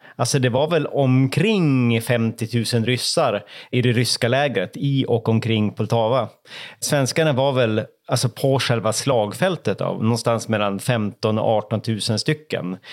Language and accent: Swedish; Norrland, Sweden; som norrlänning